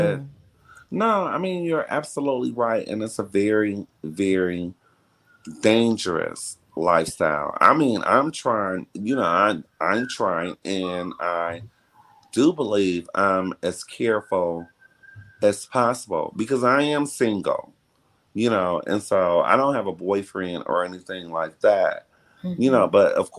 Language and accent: English; Detroit, Michigan, United States; back in the day when I was growing up in Detroit, because that's where I grew up. I grew up in Detroit.